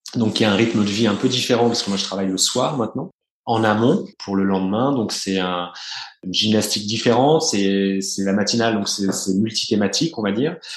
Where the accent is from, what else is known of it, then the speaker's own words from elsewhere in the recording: Burgundy, Bourgogne-Franche-Comté, France; je suis né, j'ai grandi en Bourgogne